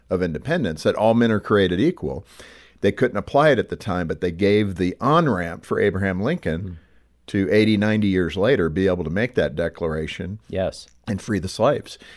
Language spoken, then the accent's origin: English; Ireland; But being Irish, we were slaves too to the British.